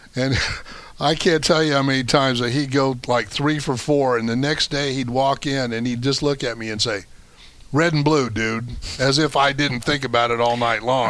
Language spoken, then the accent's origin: English; Decatur, Illinois, United States; moved away; That's my hometown.